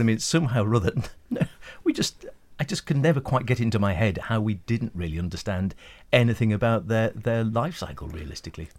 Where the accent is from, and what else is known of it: Isle of Man; born or raised there